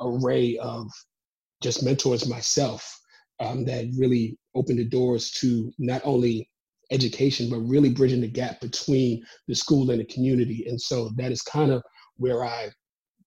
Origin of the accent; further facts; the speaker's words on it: New York City, New York, United States; moved away as an adult; also born or lived in South Carolina / Maryland / Georgia / Abu Dhabi; I'm originally from Brooklyn, New York